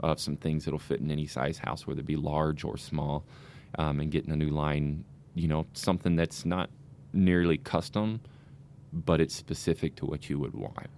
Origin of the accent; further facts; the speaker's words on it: Tennessee, United States; moved away as an adult; now in Saint Charles, United States; I'm originally from Tennessee.